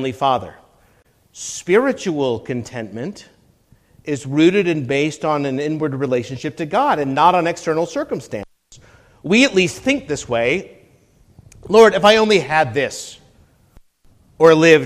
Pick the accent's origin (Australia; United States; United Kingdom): United States